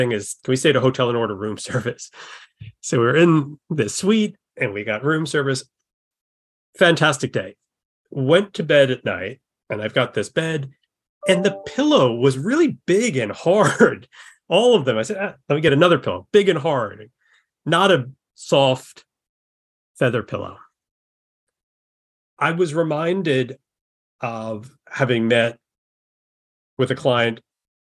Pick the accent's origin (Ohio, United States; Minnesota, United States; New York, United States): New York, United States; also born or lived in Mississippi / Texas; I was born in Mississippi, oddly enough, but grew up mostly here in New York.